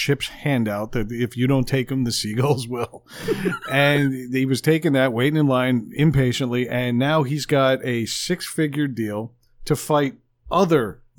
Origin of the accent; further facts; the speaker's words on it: Long Island, New York, United States; moved away; my hometown, Long Island.